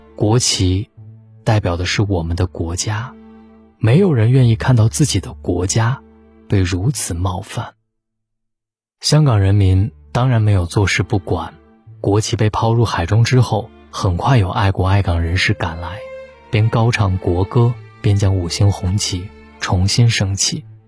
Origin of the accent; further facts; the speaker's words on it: China; 我们中国人